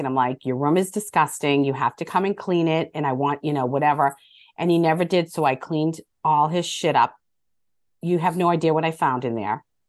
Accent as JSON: {"language": "English", "town": "Medford", "region": "Massachusetts", "country": "United States", "tie": "born or raised there", "said": "growing up in Medford, Massachusetts"}